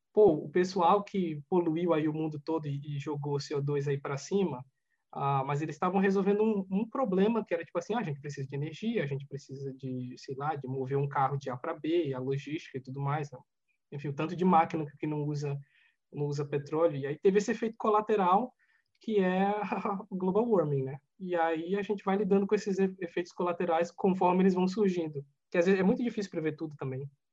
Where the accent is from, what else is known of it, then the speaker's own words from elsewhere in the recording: Alagoas, Brazil; moved away; eu nasci em Alagoas, né, numa cidade muito, muito pobre